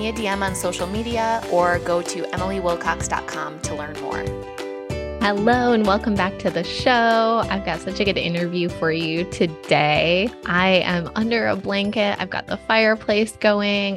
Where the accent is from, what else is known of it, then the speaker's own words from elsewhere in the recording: Michigan, United States; growing up in Michigan to working in pharmaceutical sales